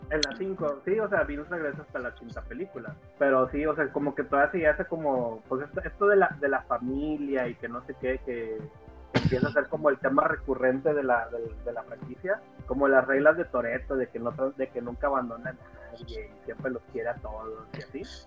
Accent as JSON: {"language": "Spanish", "town": "Monterrey", "region": "Nuevo León", "country": "Mexico", "tie": "born or raised there", "said": "yo acá en Monterrey, pues, bueno, para los que no saben, pues, yo soy de Regionalia, 100% regio"}